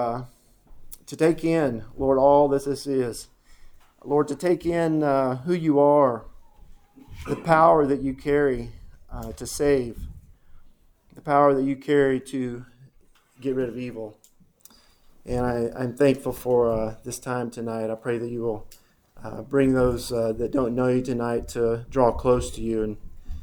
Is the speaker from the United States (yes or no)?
yes; Denton, Texas, United States; I grew up in Denton, right up here.